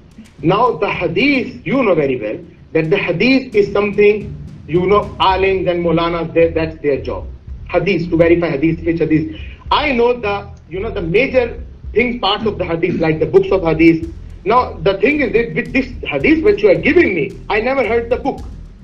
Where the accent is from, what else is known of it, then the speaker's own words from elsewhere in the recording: Pakistan; Over here you can deceive me. I'm Pakistani. I confess. I am Pakistani.